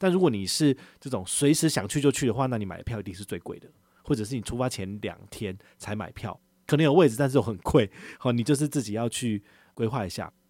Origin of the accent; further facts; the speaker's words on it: Taiwan; 我也是台湾人